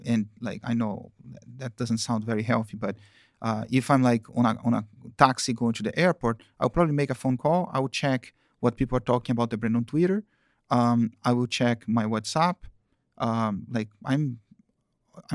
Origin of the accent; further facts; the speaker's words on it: Campinas, São Paulo, Brazil; English is a second language; also born or lived in Rio de Janeiro, Brazil; I lived in Campinas, which is the countryside of São Paulo. In São Paulo, I was born in Rio.